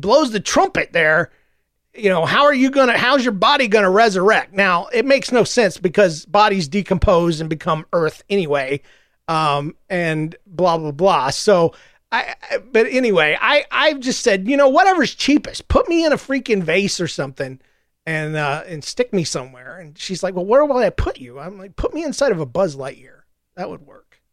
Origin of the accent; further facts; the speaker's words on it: the South, United States; I'm from the South, and we don't believe in cremation in the South.